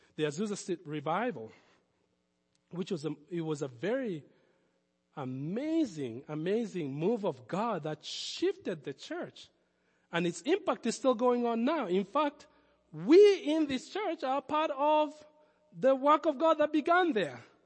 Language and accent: English; Nairobi, Kenya; accent: foreign; moved away as an adult; I was born in Nairobi.